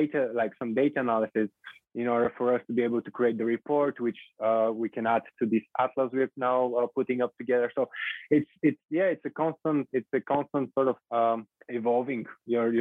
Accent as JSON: {"language": "English", "country": "Bulgaria", "moved": "yes", "said": "I'm originally from Bulgaria"}